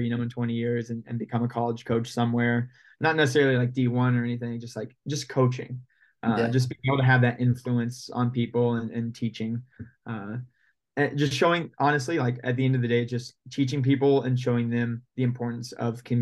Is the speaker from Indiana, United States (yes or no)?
yes; Indiana, United States; moved away as an adult; also born or lived in Ohio; now in Portland, United States; grew up in Indiana my whole life, went to Indiana high schools